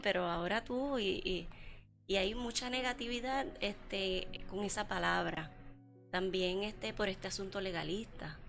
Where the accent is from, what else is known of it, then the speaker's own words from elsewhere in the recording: Puerto Rico; donde nosotros crecimos en Puerto Rico